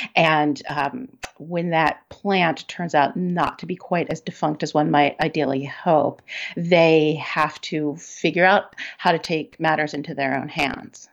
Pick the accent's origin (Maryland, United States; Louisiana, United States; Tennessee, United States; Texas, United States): Maryland, United States; now in Seattle, United States; I grew up in Maryland